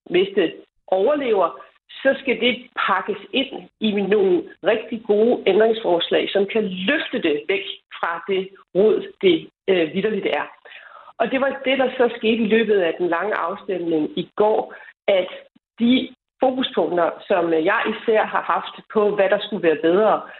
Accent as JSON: {"language": "Danish", "country": "Denmark", "said": "hjemme i Danmark"}